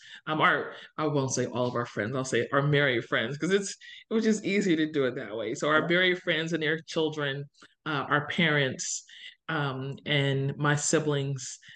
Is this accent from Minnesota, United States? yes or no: no; New Jersey, United States; moved away as an adult; also born or lived in Philadelphia area; now in Indiana, United States; I grew up in New Jersey. So I grew up in South Jersey, which is different.